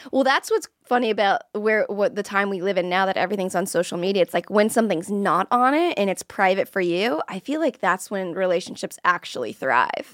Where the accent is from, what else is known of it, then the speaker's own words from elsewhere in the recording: Florida, United States; I'm from Florida, and a lot of people that I went to high school